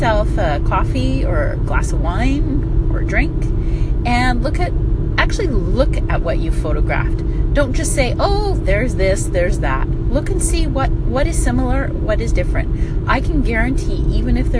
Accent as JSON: {"language": "English", "country": "United States", "moved": "yes", "lives_now": "Canada", "said": "as an American living in Canada"}